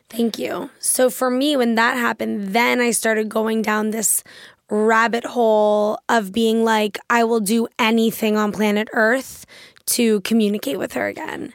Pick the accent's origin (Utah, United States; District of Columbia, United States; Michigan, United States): District of Columbia, United States; Washington; I grew up in Washington, D C